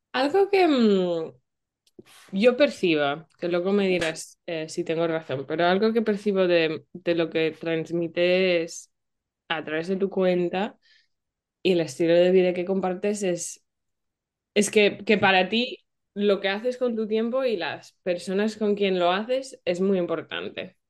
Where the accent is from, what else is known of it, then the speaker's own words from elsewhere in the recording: England, United Kingdom; yo soy de Inglaterra